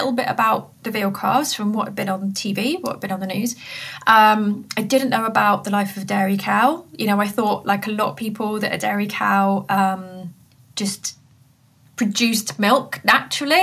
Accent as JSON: {"language": "English", "town": "Coventry", "region": "West Midlands", "country": "United Kingdom", "tie": "born or raised there", "said": "I grew up in Coventry, so I was there at college"}